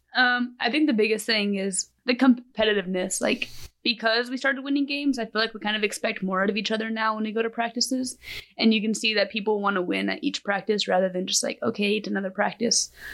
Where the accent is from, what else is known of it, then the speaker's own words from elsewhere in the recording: Amarillo, Texas, United States; I am from Amarillo, Texas.